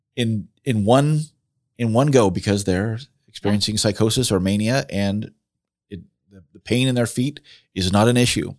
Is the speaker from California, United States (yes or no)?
yes; Southern California, United States; moved away as an adult; also born or lived in South Jersey; now in Marion, Indiana, United States; most of my growing up in, in Southern California